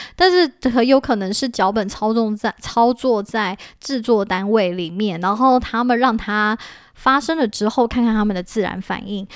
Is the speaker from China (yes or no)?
no; Taiwan; 我们其实身为一个台湾人，我们不懂